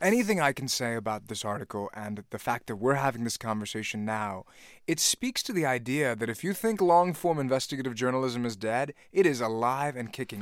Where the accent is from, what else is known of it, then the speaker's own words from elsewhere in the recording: Virginia, United States; I'm from Virginia